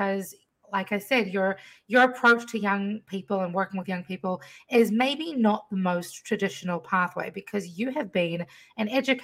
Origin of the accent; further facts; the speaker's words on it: New Zealand; also born or lived in Fiji; now in Washington, D.C. area, United States; I was raised in a different country to the States. I grew up in New Zealand, between New Zealand and Fiji